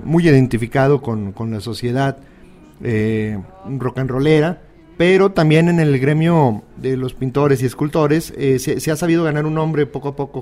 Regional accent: Mexico

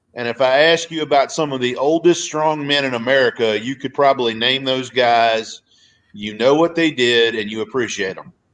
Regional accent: outside of Richmond, Virginia, United States; I grew up outside of Richmond, Virginia, which was the Jim Crockett territory.

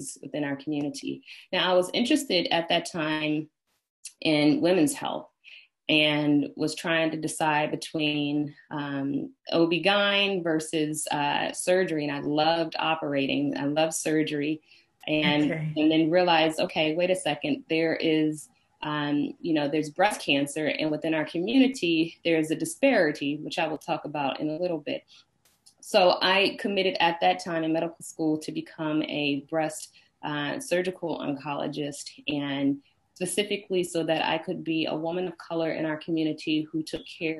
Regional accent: Washington, District of Columbia, United States; moved away as an adult; also born or lived in Atlanta, Georgia; now in Brooklyn, United States; where I grew up, born and raised in Washington, D.C., the middle of seven children

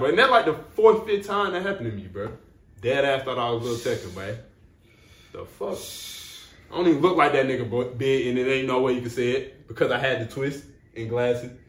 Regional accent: Atlanta, Georgia, United States; I grew up on White Street

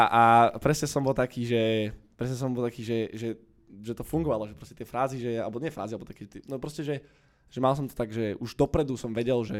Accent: Bratislava, Bratislava Region, Slovakia; also born or lived in London; Ja som z Petržalky, áno, no, born and raised

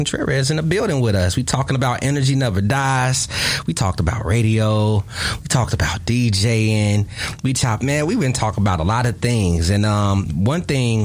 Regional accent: Chicago, Illinois, United States; I'm from the West Side

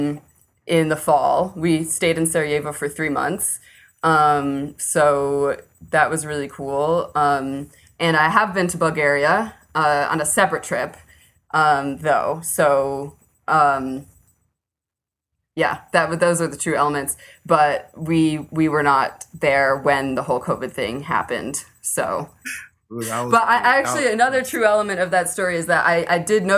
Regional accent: New York City, New York, United States; moved away as an adult; Originally, we're from New York City

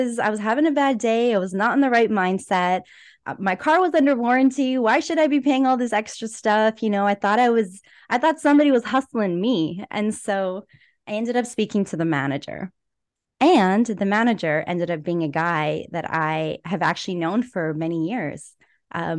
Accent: Edmonton, Alberta, Canada; I was born and raised in Edmonton, Alberta.

